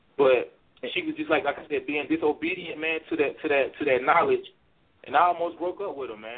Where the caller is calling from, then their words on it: Louisville, Kentucky, United States; I'm calling from Louisville, Kentucky